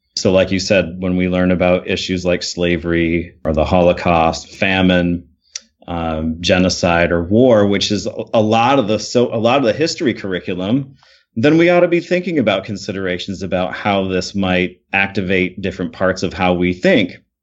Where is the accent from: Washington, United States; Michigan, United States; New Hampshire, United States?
Michigan, United States; I grew up in Michigan. I'm from Michigan.